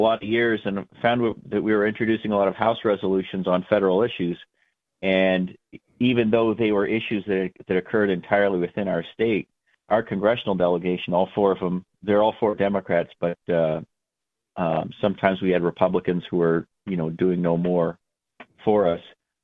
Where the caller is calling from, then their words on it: Merrimack, New Hampshire, United States; Calling from Merrimack, New Hampshire.